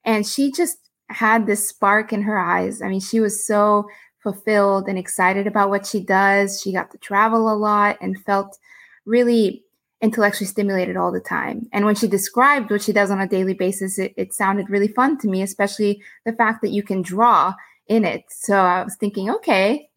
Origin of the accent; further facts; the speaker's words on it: Houston, Texas, United States; also born or lived in Austin, Texas; I grew up in Houston, Texas, which is a big energy city